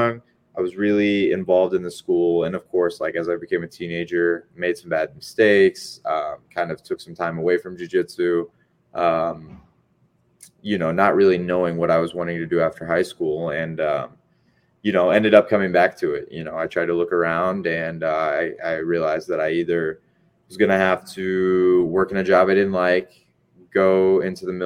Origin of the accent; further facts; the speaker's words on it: Springfield, Illinois, United States; now in Arcadia, United States; the area where I grew up in Illinois